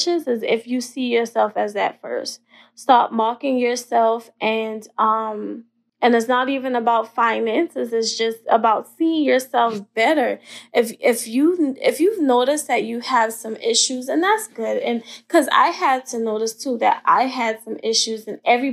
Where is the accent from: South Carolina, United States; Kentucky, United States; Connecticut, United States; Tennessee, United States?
South Carolina, United States; Ravenel; also born or lived in Hollywood, South Carolina; I'm a little Southern girl from the country. My hometown is Ravenel in Hollywood.